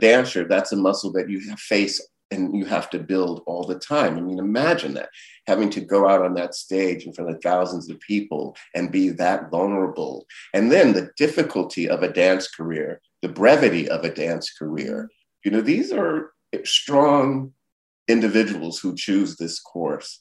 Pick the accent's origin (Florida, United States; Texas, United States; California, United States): Florida, United States; Miami; moved away; growing up in Liberty City, I, as a kid, witnessed civil unrest